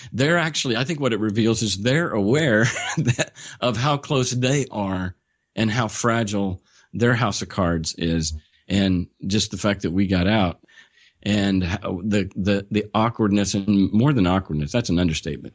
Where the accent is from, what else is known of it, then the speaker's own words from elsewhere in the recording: Oklahoma, United States; born and raised in Oklahoma, small rural town, population twenty-five hundred